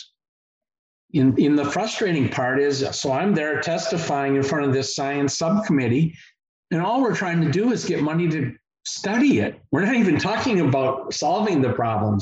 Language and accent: English; Madison, Wisconsin, United States; I grew up in Madison, Wisconsin, one of the most liberal cities in the whole nation